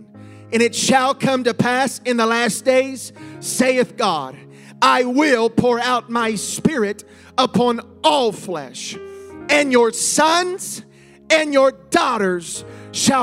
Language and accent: English; Ohio, United States; I grew up in Ohio